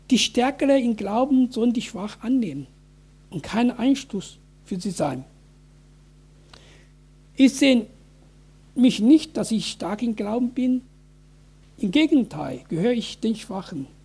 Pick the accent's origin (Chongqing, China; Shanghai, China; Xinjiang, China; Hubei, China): Hubei, China; Wuhan; German is a second language; now in Germany; dass Tausende von Bürgern in meiner Heimatstadt Wuhan wegen Infizierung von Covid-19 gestorben sind